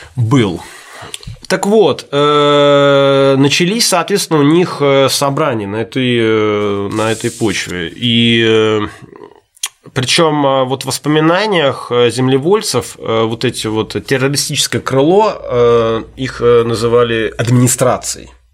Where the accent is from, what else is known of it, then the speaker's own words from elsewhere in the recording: Saint Petersburg, Russia; Я же петербуржец